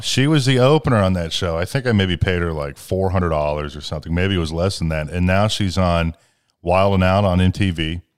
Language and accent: English; Ohio, United States; born or raised there